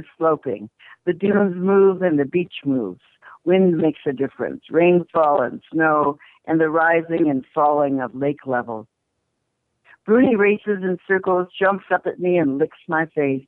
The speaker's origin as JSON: {"language": "English", "town": "Chicago", "region": "Illinois", "country": "United States", "tie": "born or raised there", "moved": "yes", "said": "I grew up in Chicago"}